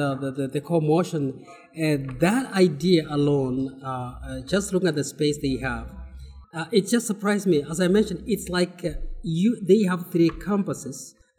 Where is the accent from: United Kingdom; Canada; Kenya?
Kenya; I come from Kenya. I'm part of Kisii University.